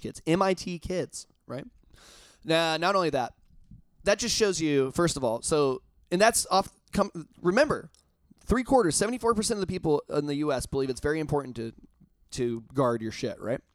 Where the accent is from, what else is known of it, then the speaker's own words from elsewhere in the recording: Indiana, United States; I'm from Indiana